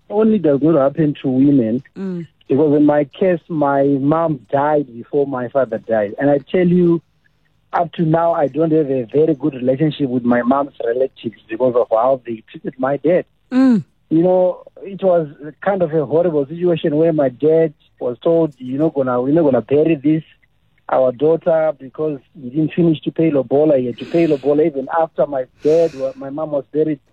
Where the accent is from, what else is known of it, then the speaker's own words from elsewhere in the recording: Zimbabwe; now in South Africa; I'm from Zimbabwe